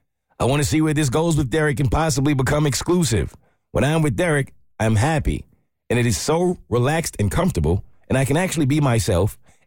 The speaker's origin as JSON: {"language": "English", "region": "Maine", "country": "United States", "said": "not my real name, and I am from Maine."}